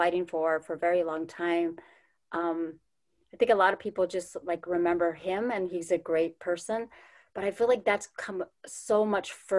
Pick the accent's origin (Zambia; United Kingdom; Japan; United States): United States; Four Corners; now in Minnesota, United States; I grew up on the Navajo Nation